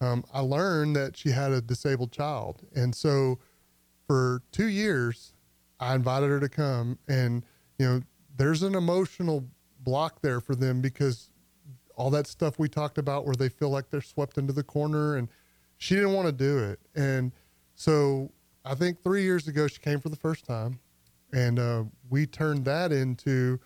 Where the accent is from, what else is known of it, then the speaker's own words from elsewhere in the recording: Conroe, Texas, United States; I grew up here. I'm from Conroe.